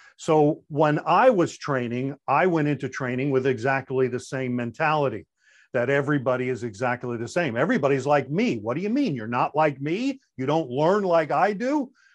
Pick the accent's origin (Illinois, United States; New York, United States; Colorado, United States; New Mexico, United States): New York, United States; Long Island; accent: New York; moved away as an adult; I am originally from Long Island, New York, You may even hear some of that New York coming out